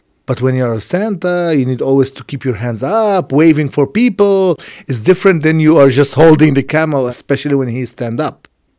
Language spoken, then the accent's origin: English; Jerusalem, Palestine; English is a second language; I'm from Jerusalem, from the old city of Jerusalem. My family live here more than 900 years.